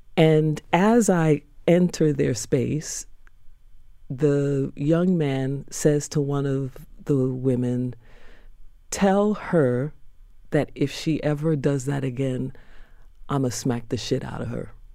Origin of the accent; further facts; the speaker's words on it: New York, United States; Born in Harlem Hospital